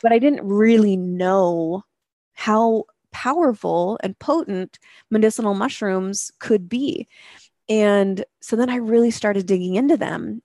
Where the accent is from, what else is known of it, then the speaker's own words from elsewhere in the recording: Spokane, Washington, United States; moved away as an adult; also born or lived in Seattle; moved back to my hometown of Spokane, Washington, um, from Seattle